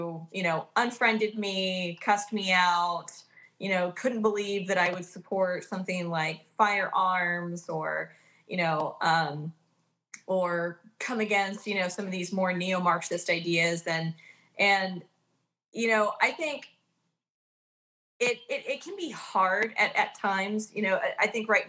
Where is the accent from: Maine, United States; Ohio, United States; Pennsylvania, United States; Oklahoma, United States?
Oklahoma, United States; I grew up in Oklahoma.